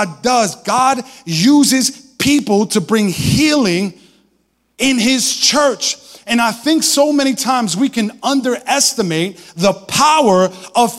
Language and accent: English; Brooklyn, New York, United States; I'm from Brooklyn.